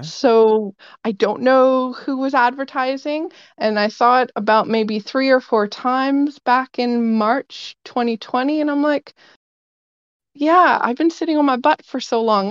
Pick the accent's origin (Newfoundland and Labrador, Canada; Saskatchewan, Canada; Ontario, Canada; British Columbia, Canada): British Columbia, Canada; Vancouver; I am from Vancouver